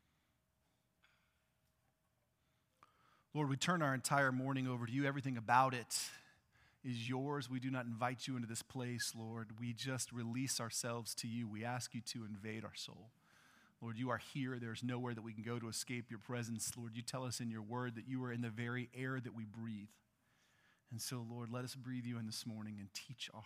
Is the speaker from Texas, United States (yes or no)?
yes; Texas, United States; I grew up in Texas